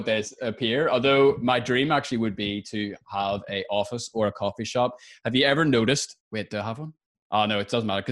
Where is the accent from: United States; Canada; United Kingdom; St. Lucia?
United Kingdom; Lisburn, Northern Ireland; now in Tramore; born and bred in Lisburn